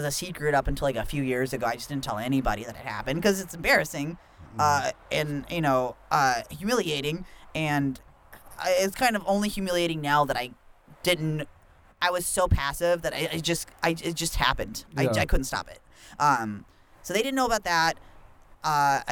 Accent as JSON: {"language": "English", "town": "Norco", "region": "California", "country": "United States", "tie": "born or raised there", "said": "I grew up in a conservative farming town called Norco in Riverside County, which is about like an hour or so east from Los Angeles"}